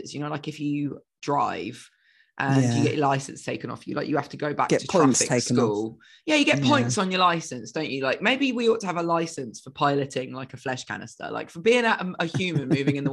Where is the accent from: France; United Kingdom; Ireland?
United Kingdom; England; moved away; I'm English.